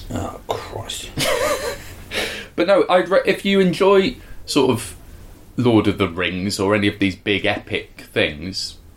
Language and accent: English; South East England, United Kingdom; now in Dorset, United Kingdom; then I'm from Sussex. Uh, live in Dorset and work in a combination of Saudi Arabia, China, and Australia.